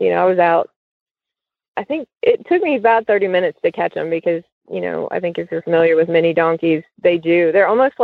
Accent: Cincinnati, Ohio, United States; I grew up in Cincinnati

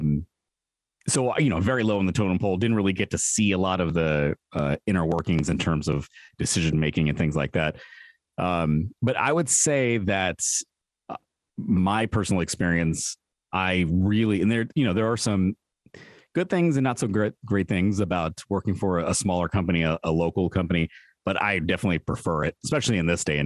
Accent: San Francisco, California, United States; growing up in San Francisco.

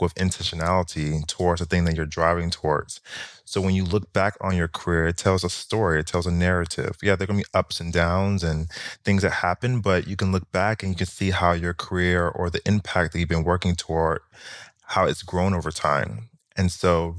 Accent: Miami, Florida, United States; moved away as an adult; also born or lived in New York; I actually taught in my hometown in Miami

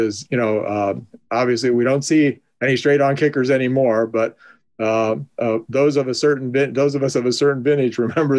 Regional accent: Canton, Ohio, United States; downtown Canton, just to toot the horn for my hometown

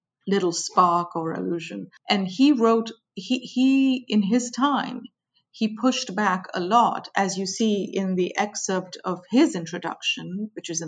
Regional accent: India; moved away; I grew up in India. I went to school in India

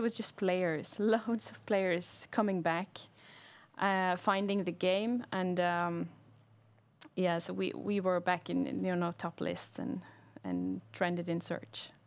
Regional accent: Bergen, Vestland, Norway; I'm from Bergen

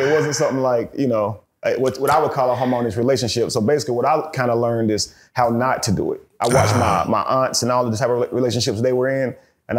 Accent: Forest City, North Carolina, United States; I grew up in this really small town. It's about an hour outside of Charlotte, called Rutherford County or Forest City. Real small town, man.

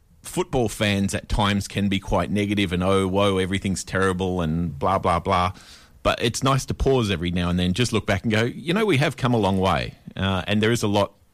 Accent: Perth, Western Australia, Australia; I'm born and raised in Perth, Western Australia

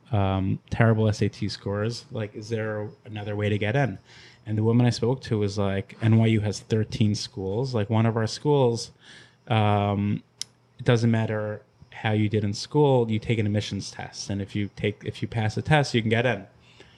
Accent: Long Island, New York, United States; We grew up in Long Island. We moved every like 1 or 2 years.

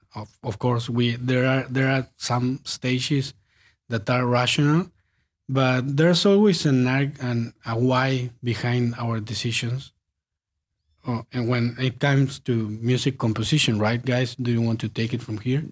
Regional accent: Patagonia, Argentina; moved away as an adult; also born or lived in Buenos Aires; we are from Patagonia, so we moved to Buenos Aires when we finished high school to study music

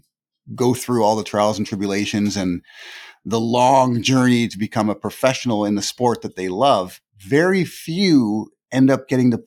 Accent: Toronto, Ontario, Canada; my hometown team, the Toronto Blue Jays.

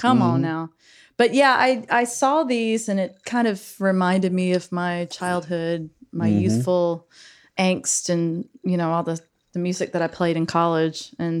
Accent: Brunswick, Georgia, United States; also born or lived in St. Simons Island, Georgia; I grew up in Brunswick.

